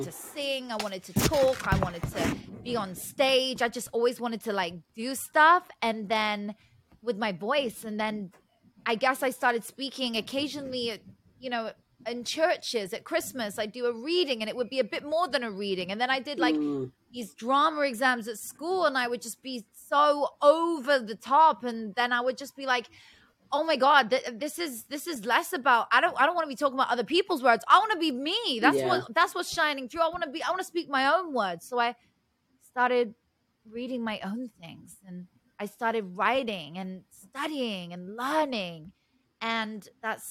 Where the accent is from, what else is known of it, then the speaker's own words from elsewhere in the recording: Oxfordshire, South East England, United Kingdom; also born or lived in London; now in United States; So I grew up in Oxfordshire, which is in the countryside in England, in the UK. You can probably tell by the accent.